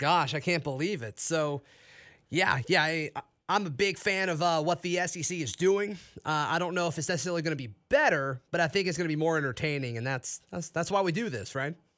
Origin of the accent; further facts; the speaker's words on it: Auburn, Alabama, United States; I grew up here locally in Auburn